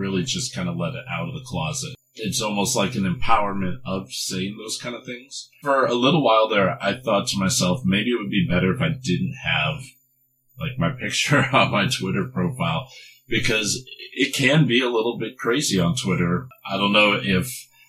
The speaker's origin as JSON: {"language": "English", "town": "Omaha", "region": "Nebraska", "country": "United States", "said": "where are you from? I said, Omaha, Nebraska"}